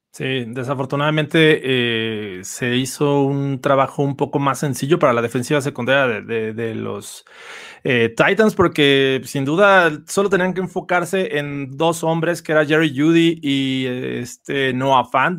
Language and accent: Spanish; Mexico; todos los que somos de México